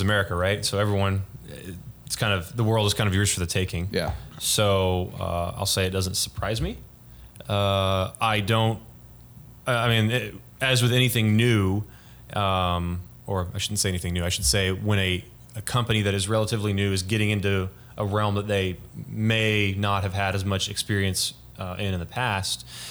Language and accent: English; Frisco, Texas, United States; I'm from uh, Frisco, Texas. Used to be a small town, but no longer is.